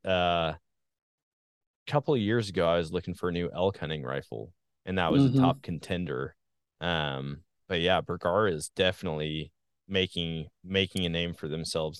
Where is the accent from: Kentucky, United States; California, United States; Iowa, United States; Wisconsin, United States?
Wisconsin, United States; now in Missouri, United States; I say that all the time about my home state of Wisconsin. Now that I'm in Missouri, I say the same thing.